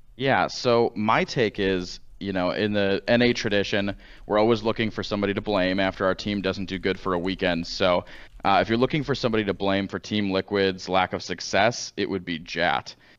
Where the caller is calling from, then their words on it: St. Louis, Missouri, United States; I'm calling from Saint Louis, Missouri